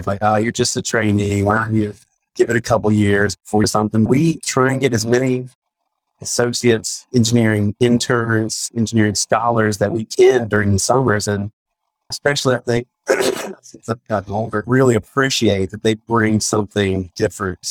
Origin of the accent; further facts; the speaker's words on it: Virginia, United States; I'm from Virginia